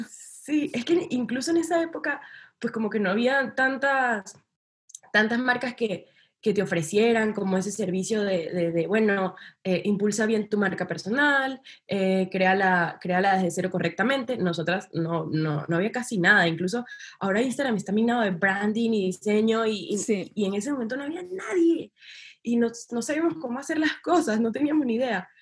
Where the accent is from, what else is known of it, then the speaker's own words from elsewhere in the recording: Venezuela; yo soy de Venezuela